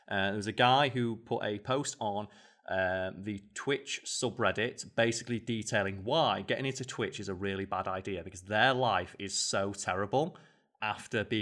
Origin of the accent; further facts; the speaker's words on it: England, United Kingdom; We are English.